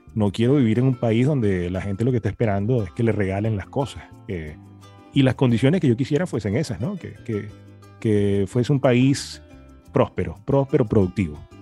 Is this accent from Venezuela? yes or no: yes; Venezuela; moved away as an adult; also born or lived in Maracay, Venezuela; now in Miami, United States; los que salimos de Venezuela